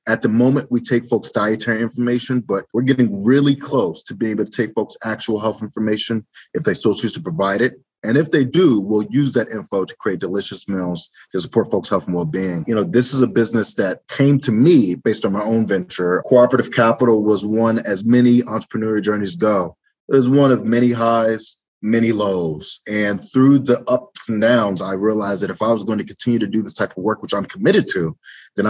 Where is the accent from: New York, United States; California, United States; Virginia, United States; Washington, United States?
Virginia, United States; Alexandria; moved away as an adult; now in Detroit, United States; I'm originally from Alexandria, Virginia